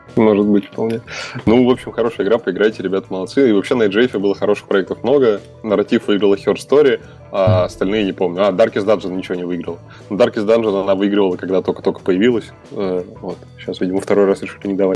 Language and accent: Russian; Russia; я из России живу